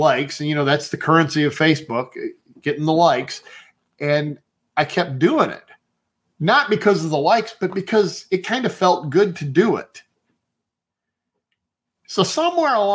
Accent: Cleveland, Ohio, United States; I grew up around Cleveland

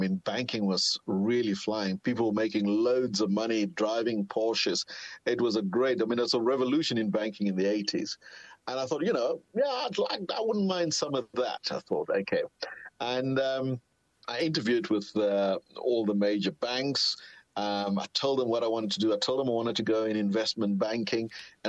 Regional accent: South Africa; moved away as an adult; also born or lived in London; as a South African, you tend to take that for granted. But trust me, if you've been working and living in London for many years, it was absolutely an amazing thing to wake up in the morning and see sunshine.

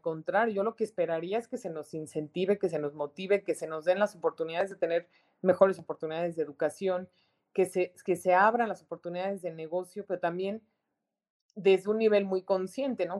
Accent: Mexico; es un gran reto el que tenemos como mexicanos, enorme

